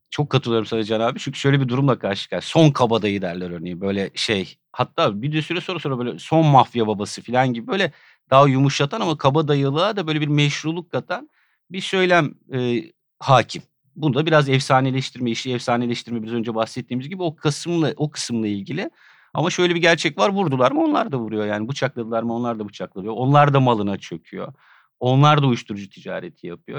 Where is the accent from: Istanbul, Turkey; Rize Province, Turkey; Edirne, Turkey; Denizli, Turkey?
Edirne, Turkey; Ben Edirne'de büyüdüm yani. Küçücük bir kent burası.